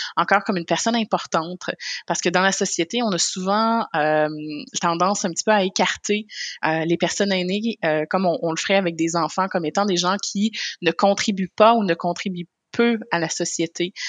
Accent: Côte-Nord, Quebec, Canada; je viens de la Côte-Nord aussi qui est pas loin du Saguenay

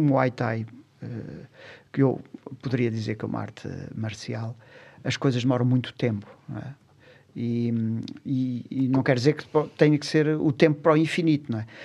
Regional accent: Lisbon, Portugal; nasci numa, numa rua, numa, eh, na fre, numa freguesia de Alcântara, próximo ali da Junqueira

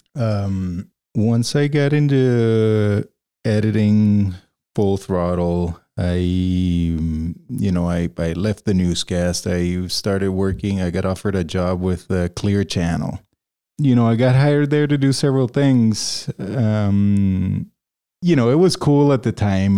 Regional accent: Caracas, Capital District, Venezuela; moved away as an adult; also born or lived in Ames, Iowa; now in Denver, United States; I grew up in Caracas and, um, you know, if we go, if we go back further, I was born in Ames, Iowa

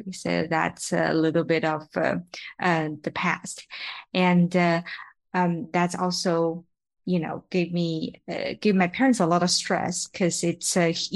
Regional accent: China; moved away as an adult; now in San Francisco, United States; I am from China.

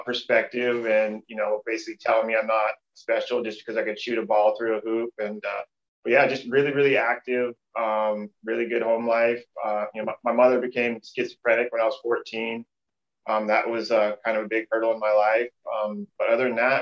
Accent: Pullman, Washington, United States; also born or lived in Portland, Oregon; now in Eugene, United States; I currently live in Eugene, Oregon, and I was born and raised in Pullman, Washington, which is right on the border of Idaho.

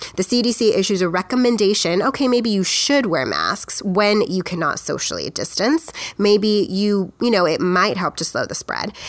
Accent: United States; we, as the American people

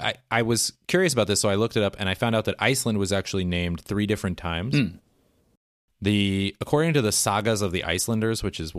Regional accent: United States; now in Europe; I know that I'm from the United States

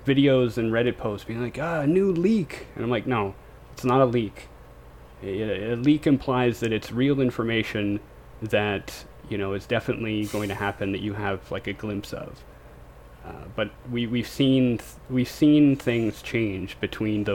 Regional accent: Canada; I'm from Canada

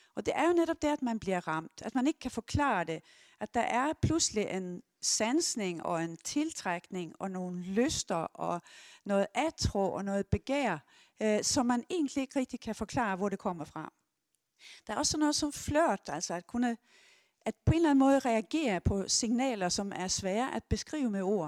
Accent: Sweden; Jeg er 70 år, jeg er svensker

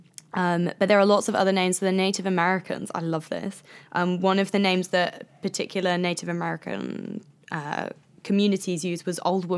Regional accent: Midlands, United Kingdom; I'm from the Midlands.

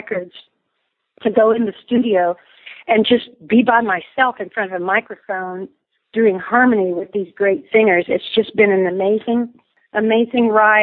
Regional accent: Indiana, United States; now in Texas, United States; I grew up in Indiana, and I will always love Indiana. That will always be my home place in my heart

